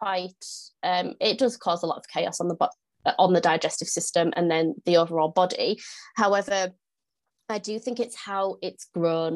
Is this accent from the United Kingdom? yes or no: yes; north of the UK, the north of England, United Kingdom; now in York, United Kingdom; if you can't tell from my accent, I am from the UK. I'm from the north of the UK. I live in York.